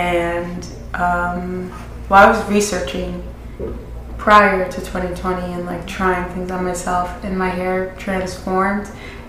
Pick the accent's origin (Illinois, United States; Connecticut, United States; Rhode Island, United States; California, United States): Rhode Island, United States; Providence; also born or lived in Lincoln, Rhode Island / East Providence, Rhode Island; So I'm from Providence. Born and raised in Rhode Island my whole entire life. And growing up, I honestly was everywhere. My mom and my dad weren't together, so I grew up in different towns. My dad lived in Lincoln